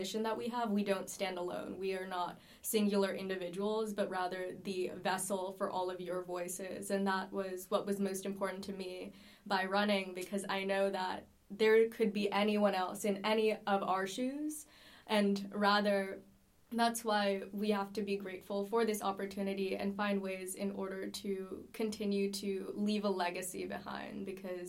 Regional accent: New York City, New York, United States; I'm from New York City, so I was primarily based there

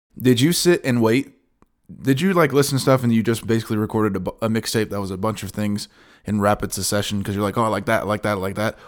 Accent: United States; In my hometown, you listen to Louisville stations

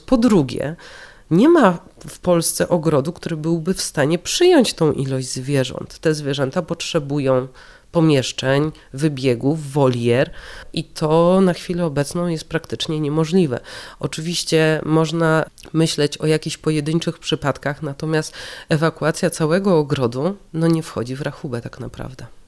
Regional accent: Warsaw, Masovian Voivodeship, Poland; ja jestem warszawianką.

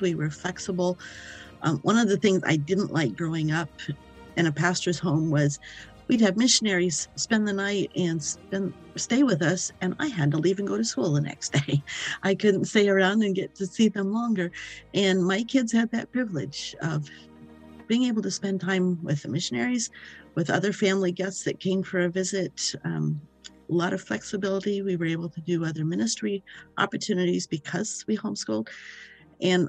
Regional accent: the Midwestern states, United States; moved away as an adult; now in Maine, United States; I was raised in the Midwestern states

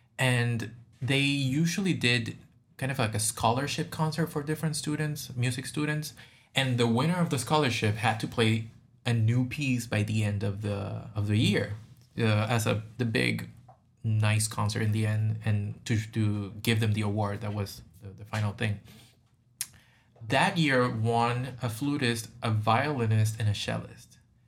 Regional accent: Puerto Rico; I am from Puerto Rico, and I'm 28 years old.

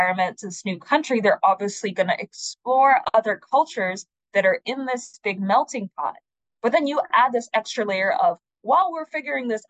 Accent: Tanzania; now in United States; I'm from Tanzania

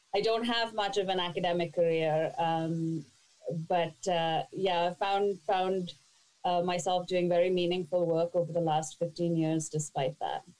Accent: India; moved away as an adult; now in Toronto, Canada; I was born and raised in India, and at the age of 20, I moved to Toronto

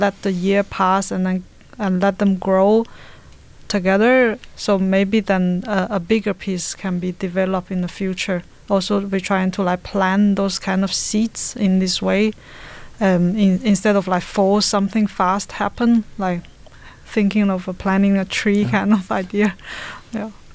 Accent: China; now in Denmark; originally I'm from China, but I have been in Denmark for like 15 years

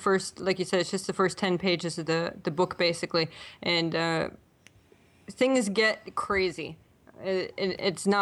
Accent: Buffalo, New York, United States; moved away as an adult; also born or lived in Toronto, Canada; now in Halifax, Canada; I'm actually from the Buffalo area in New York State. But I married a Canadian. I moved up to Toronto. And then now I live in Halifax

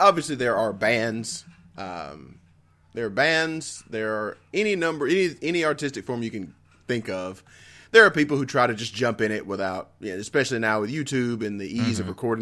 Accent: the South, United States; as a Southerner

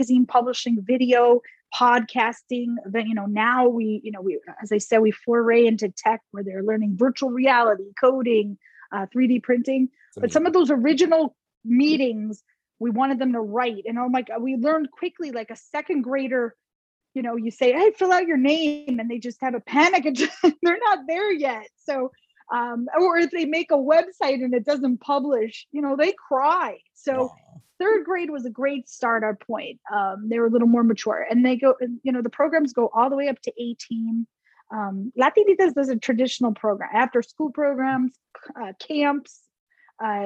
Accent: New Jersey, United States; moved away as an adult; also born or lived in New York; now in Texas, United States; I grew up in New Jersey

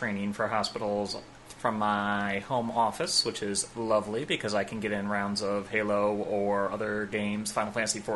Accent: Midwest, United States; I grew up in the Midwest

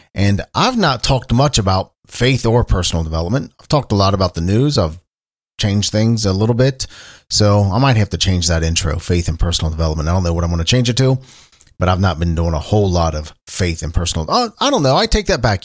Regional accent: Cincinnati, Ohio, United States; I'm talking to you from Cincinnati, Ohio, my hometown

